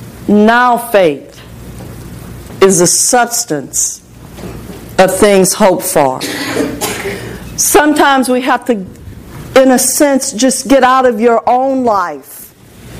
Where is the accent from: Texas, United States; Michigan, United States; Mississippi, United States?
Texas, United States; Port Arthur; I'm from Port Arthur, Texas, and I was on the west side of Port Arthur